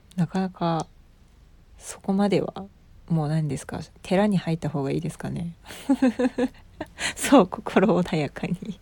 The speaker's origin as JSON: {"language": "Japanese", "region": "Osaka", "country": "Japan", "tie": "born or raised there", "accent": "Osaka dialect", "said": "めちゃくちゃ大阪ネイティブで大阪で生まれ大阪で育ち"}